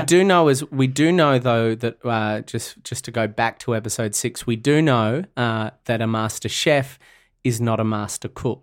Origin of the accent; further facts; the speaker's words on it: Australia; as an Australian